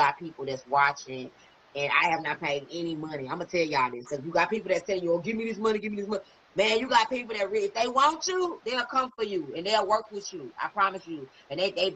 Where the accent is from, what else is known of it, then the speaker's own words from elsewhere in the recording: Louisiana, United States; I threw 318 on there because that's where I'm from in this body